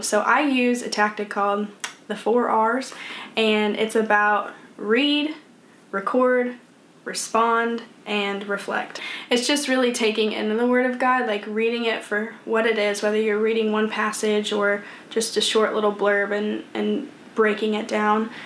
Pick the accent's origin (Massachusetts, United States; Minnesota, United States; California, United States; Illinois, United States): Illinois, United States; Troy; moved away as an adult; now in Atlanta, United States; I'm from Troy, Illinois, and you guys probably have no clue where that's at because it's a small town of 10,000 people. And I lived in that town ever since this past year when I moved to Atlanta, Georgia